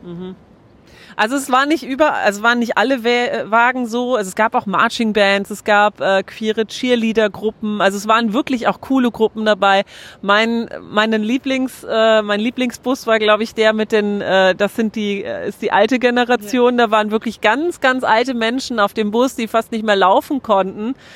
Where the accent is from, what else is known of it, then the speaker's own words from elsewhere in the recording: Germany; bei uns in Deutschland